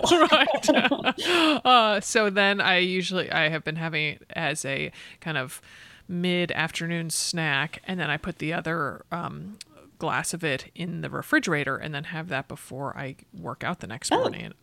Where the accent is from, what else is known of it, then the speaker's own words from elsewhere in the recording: Connecticut, United States; moved away; also born or lived in California / Boston; I grew up in Connecticut